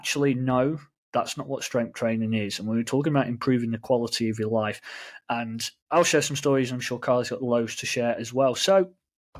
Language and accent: English; England, United Kingdom; we in England